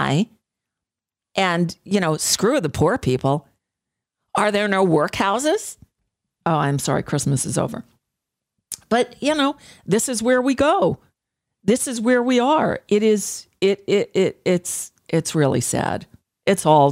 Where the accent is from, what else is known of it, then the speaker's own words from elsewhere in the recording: New York, United States; moved away; also born or lived in Florida; I come from New York